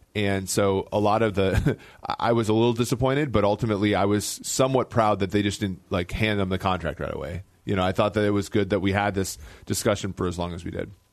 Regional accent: Midwest, United States; Growing up in the Midwest my whole life

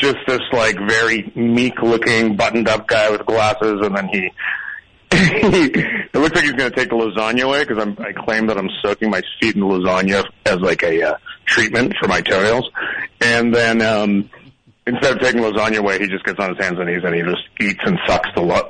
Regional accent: Toronto, Ontario, Canada; moved away; also born or lived in Montreal; I grew up outside of Toronto in this devastating suburb called Scarborough, and people called it Scarberia, which is like a really apt nickname for it. And I also lived in Montreal for a long time.

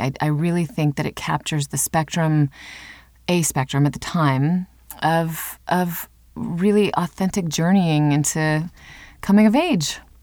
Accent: Cedar Falls, Iowa, United States; I grew up in Cedar Falls, Iowa

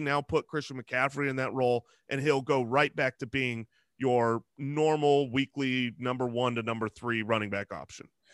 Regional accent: Arizona, United States; we're, we're from Arizona

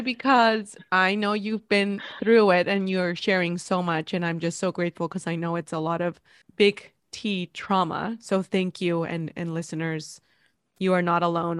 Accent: Mexico; moved away; I'm from Mexico

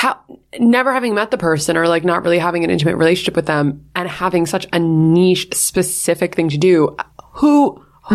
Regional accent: New York, United States; We're from New York.

